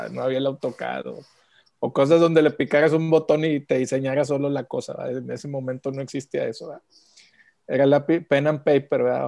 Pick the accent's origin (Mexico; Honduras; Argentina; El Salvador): Mexico; Monterrey, Nuevo León; Yo como regio de tercera generación